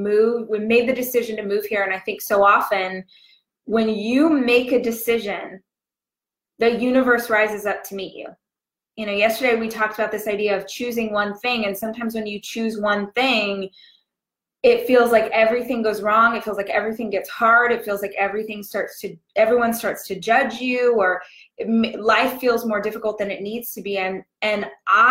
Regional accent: Southern California, United States; moved away as an adult; also born or lived in Los Angeles, United States; now in Austin, United States; I'm born and raised in Southern Cali

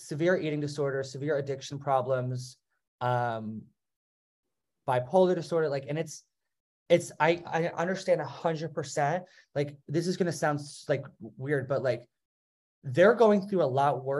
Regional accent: New Jersey, United States; now in South Carolina, United States; I grew up in New Jersey, and it was a very, like, diverse area

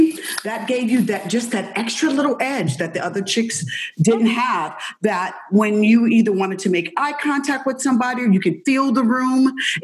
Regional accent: Indiana, United States; you know I'm from Indiana.

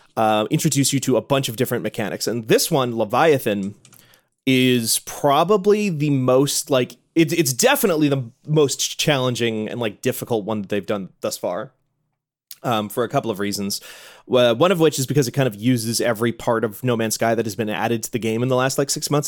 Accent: Midwest, United States; I grew up in the Midwest

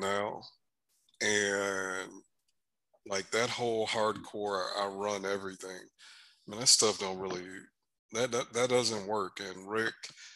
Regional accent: Michigan, United States; moved away; I'm originally from Michigan

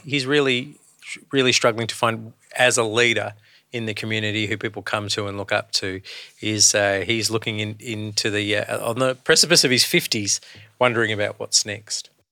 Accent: Australia; being a, a man of colour, growing up in Australia through the late seventies, early eighties

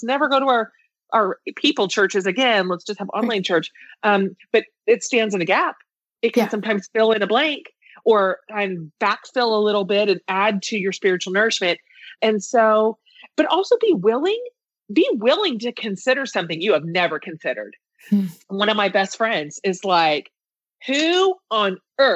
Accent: Kansas, United States; now in Austin, United States; I grew up in Kansas in a very like blue collar environment

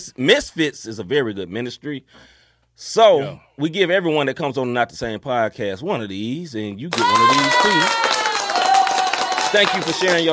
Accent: Memphis, Tennessee, United States; now in St. Louis, United States; my hometown, Memphis, Tennessee

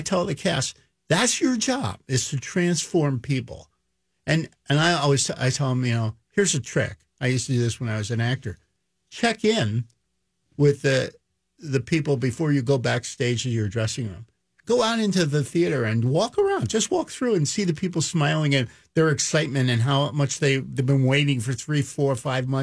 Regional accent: Philadelphia, Pennsylvania, United States; I grew up in Philadelphia and in the inner city, West Philadelphia

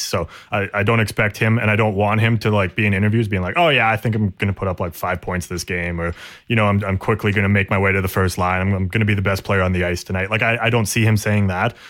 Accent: Canada; we're Canadian

